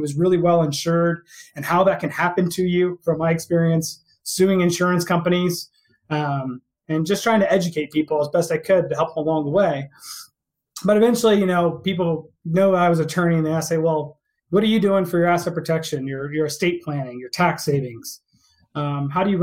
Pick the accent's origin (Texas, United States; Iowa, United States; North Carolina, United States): Texas, United States; Houston; moved away as an adult; also born or lived in Albany, New York; I was born and raised in Texas, out in Houston